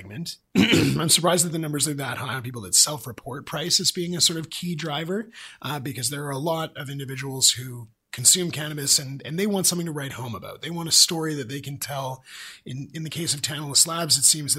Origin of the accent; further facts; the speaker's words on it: British Columbia, Canada; as British Columbians